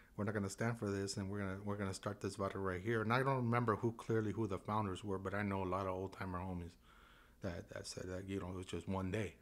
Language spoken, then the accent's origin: English; San Juan Capistrano, California, United States; I grew up in San Juan Capistrano, right in the barrio right there